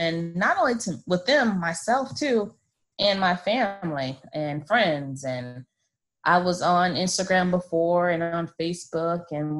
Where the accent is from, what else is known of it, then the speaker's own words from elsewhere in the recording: Florida, United States; now in Maryland, United States; I'm a brat. I'm from Florida. I'm a military brat, but I've been living here in Maryland for about 11 years now.